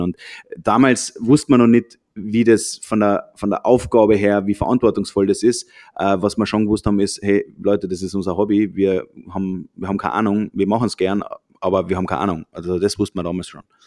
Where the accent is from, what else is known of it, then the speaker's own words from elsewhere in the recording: Austria; also born or lived in Germany; wir sind Österreicher, haben lange Zeit in Deutschland gewohnt